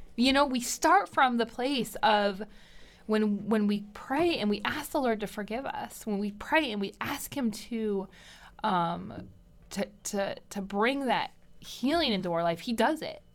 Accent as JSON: {"language": "English", "region": "Michigan", "country": "United States", "said": "I'm from Michigan"}